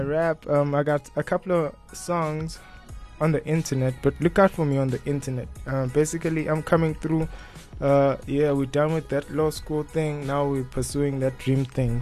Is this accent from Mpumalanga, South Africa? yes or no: yes; Mpumalanga, South Africa; I grew up in Mpumalanga